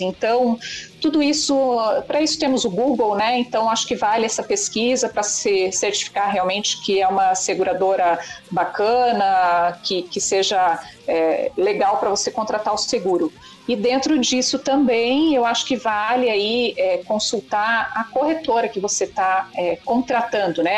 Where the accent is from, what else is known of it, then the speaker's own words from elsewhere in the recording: Curitiba, Paraná, Brazil; nós somos de Curitiba